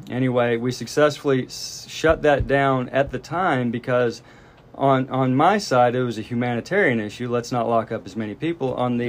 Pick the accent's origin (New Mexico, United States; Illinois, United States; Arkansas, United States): Arkansas, United States; Southwest; moved away as an adult; also born or lived in Washington County, Arkansas; now in Fayetteville, United States; I was born in Washington County. I lived here for a few years. I grew up in Southwest Arkansas, but then I've been back up in Fayetteville, Washington County for 21 years, based out of here.